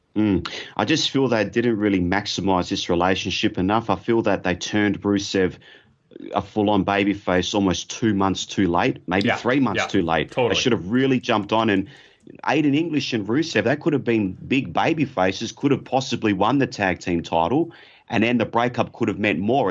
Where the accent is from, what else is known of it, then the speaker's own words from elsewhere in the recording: Australia; I'm from Australia